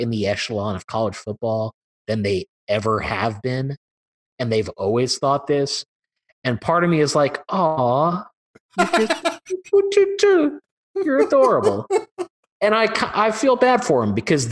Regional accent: Austin, Texas, United States; growing up in Austin

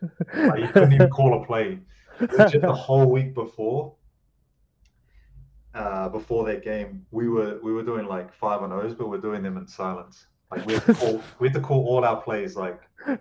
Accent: Auckland, New Zealand; moved away; South Auckland

